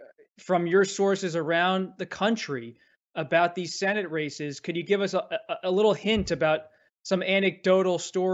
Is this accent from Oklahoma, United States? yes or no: no; Boston, Massachusetts, United States; I'm a Wawa guy. I grew up in Boston.